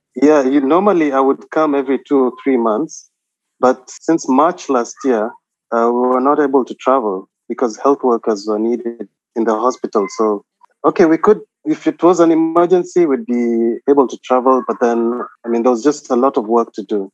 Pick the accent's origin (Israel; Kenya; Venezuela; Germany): Kenya; Nairobi; moved away as an adult; also born or lived in Eldoret, Kenya / Mombasa, Kenya; now in Qatar; I was born in Nairobi, and then uh, I went to high school in Nairobi